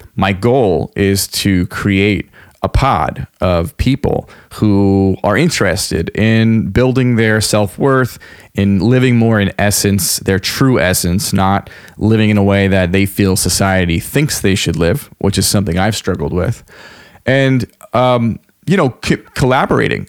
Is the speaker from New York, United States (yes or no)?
yes; Long Island, New York, United States; I grew up on Long Island, New York